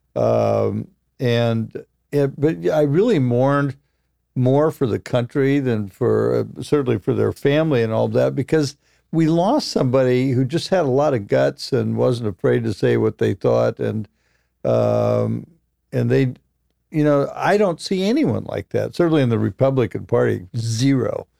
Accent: Roseburg, Oregon, United States; moved away; I came from Roseburg, Oregon

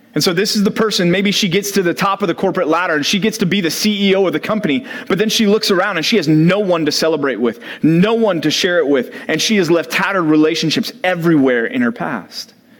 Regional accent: Dallas, Texas, United States; growing up in Dallas

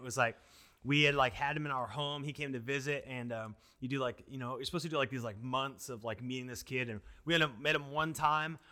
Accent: Washington, United States; moved away as an adult; now in Tempe, United States; growing up in Washington, my family always grew food.

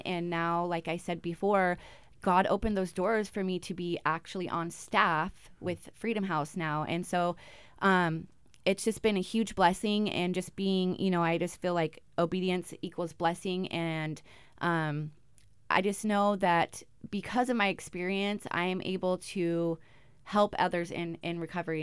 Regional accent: Olympia, Washington, United States; moved away as an adult; now in Alaska, United States; I am from Washington, Olympia, Washington, and I came here in two thousand ten

